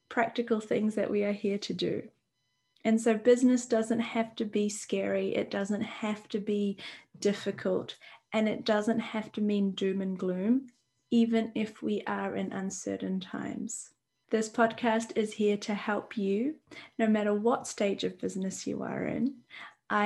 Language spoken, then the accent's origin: English; New Zealand; I'm from New Zealand and I'm in New Zealand